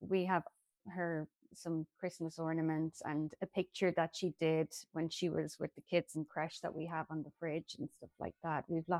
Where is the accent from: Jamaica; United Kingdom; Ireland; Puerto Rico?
Ireland; I'm from Ireland.